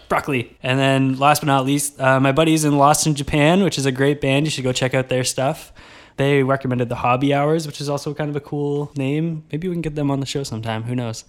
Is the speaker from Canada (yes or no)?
yes; Kingston, Ontario, Canada; I gotta rep Kingston a little bit.